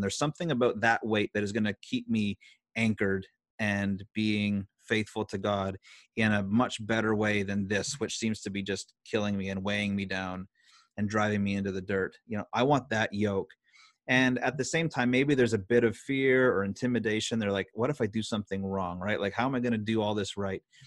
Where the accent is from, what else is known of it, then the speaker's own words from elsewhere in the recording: Canada; as a Canadian citizen.